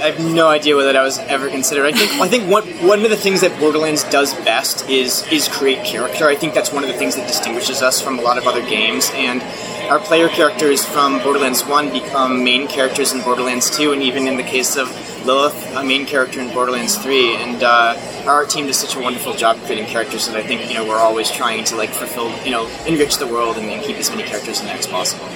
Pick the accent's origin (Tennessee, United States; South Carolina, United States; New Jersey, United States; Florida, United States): Florida, United States; I am from Florida